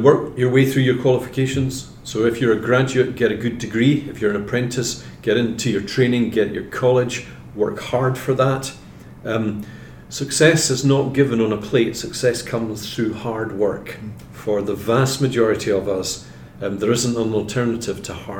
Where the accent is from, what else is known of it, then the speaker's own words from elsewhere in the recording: Scotland, United Kingdom; I'm from Scotland